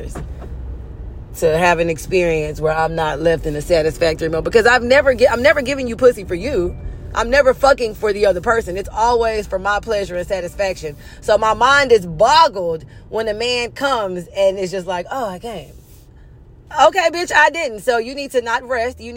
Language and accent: English; Houston, Texas, United States; now in Los Angeles, United States; I'm from Houston.